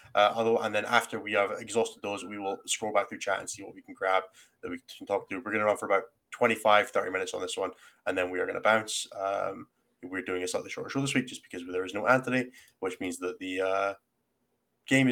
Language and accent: English; Scotland, United Kingdom